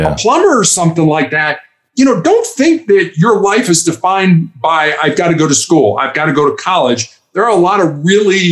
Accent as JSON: {"language": "English", "town": "Chicago", "region": "Illinois", "country": "United States", "also_born_or_lived": "Charleston, South Carolina", "moved": "as an adult", "said": "I am from Chicago"}